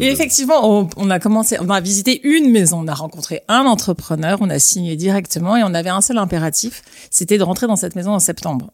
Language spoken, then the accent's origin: French; Lyon, Auvergne-Rhône-Alpes, France; moved away as an adult; also born or lived in Paris; now in Perche, France; nous, on est lyonnais avec Jacques. Et à Lyon, on a, un lieu familial dans le Beaujolais